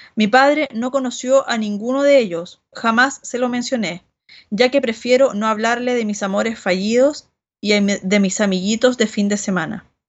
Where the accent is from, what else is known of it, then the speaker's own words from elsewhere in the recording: Rancagua, O'Higgins, Chile; moved away as an adult; also born or lived in San Francisco de Mostazal, Chile / Barcelona, Spain; now in Santiago, Chile; Yo no soy de Santiago, sino que vengo de una, una ciudad que está al sur de Santiago, que queda a 80 kilómetros, que se llama Rancagua